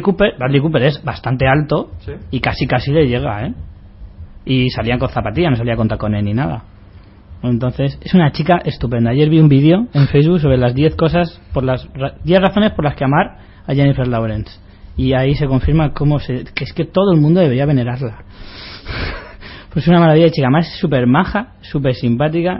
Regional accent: Spain; Nosotros somos, los españoles somos iguales

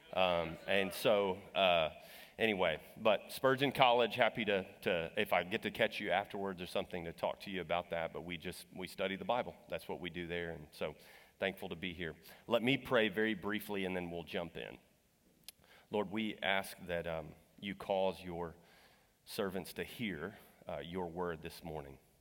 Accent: Texas, United States; I'm from Texas

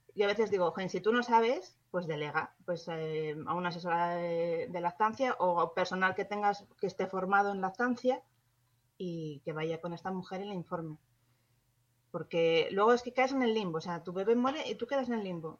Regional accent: Spain; si somos españoles todos

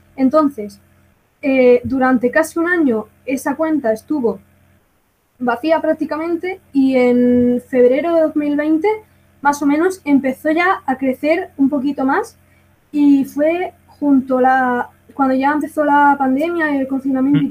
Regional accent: Granada, Andalusia, Spain; soy de Granada, me siento muy orgullosa

